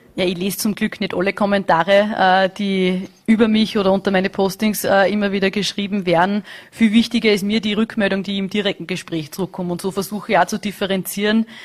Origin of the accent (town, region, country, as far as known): Austria